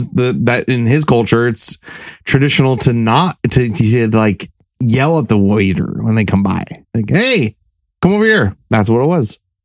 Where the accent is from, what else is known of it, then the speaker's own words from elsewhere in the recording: United States; I'm American.